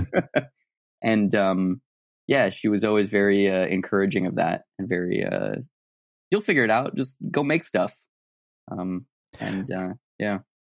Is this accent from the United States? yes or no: yes; Tucson, Arizona, United States; moved away; I'm from Tucson, Arizona originally